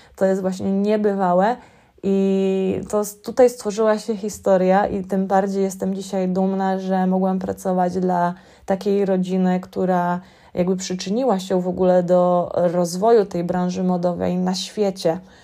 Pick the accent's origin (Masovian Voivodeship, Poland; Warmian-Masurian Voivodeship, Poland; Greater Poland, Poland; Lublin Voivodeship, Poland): Masovian Voivodeship, Poland; Warsaw; moved away as an adult; now in London, United Kingdom; pochodzę z warszawskiego Gocławia